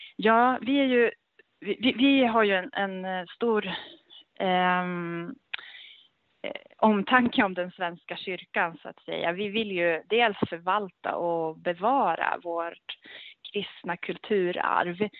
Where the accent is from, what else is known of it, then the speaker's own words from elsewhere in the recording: Gävle, Gävleborg County, Sweden; also born or lived in Örebro / Stockholm / Norway / England; jag är ju då född och uppväxt i, här i Gävle